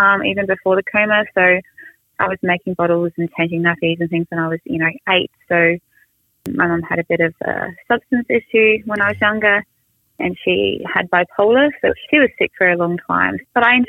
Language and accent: English; Sydney, New South Wales, Australia; I grew up in Manly, which is, you know, in Sydney